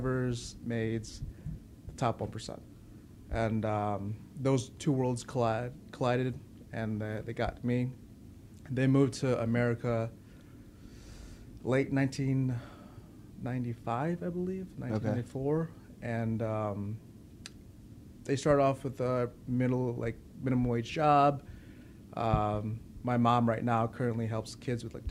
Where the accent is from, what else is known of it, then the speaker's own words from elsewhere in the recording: Chicago, Illinois, United States; also born or lived in Winnetka, Illinois; I was raised in the north side of Chicago